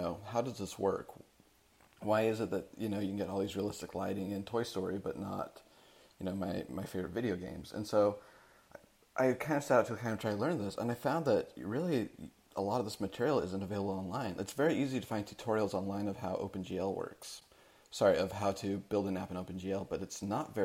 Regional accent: Salt Lake City, Utah, United States; moved away as an adult; now in Seattle, United States; I'm originally from Salt Lake City, Utah.

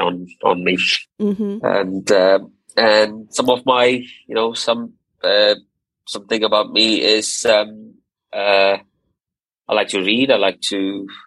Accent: Abu Dhabi, United Arab Emirates; moved away as an adult; also born or lived in Tamil Nadu, India; now in United Kingdom; I was born in India, in a place called Tamil Nadu, and but I grew up in Abu Dhabi all my life, and Abu Dhabi is in the United Arab Emirates.

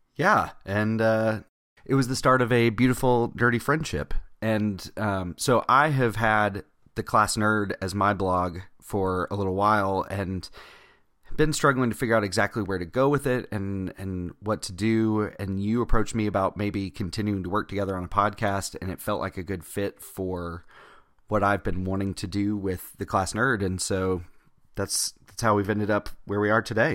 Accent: Georgia, United States; I'm from Georgia

